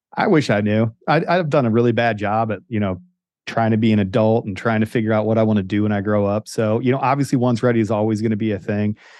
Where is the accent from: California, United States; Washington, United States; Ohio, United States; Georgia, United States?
Ohio, United States; Northeast; moved away; dorky kid that grew up in Northeast Ohio